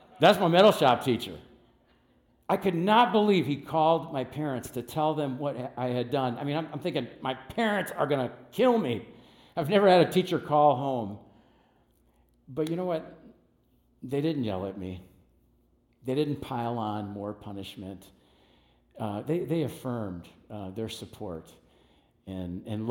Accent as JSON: {"language": "English", "country": "United States", "tie": "born or raised there", "said": "I grew up in West Dallas"}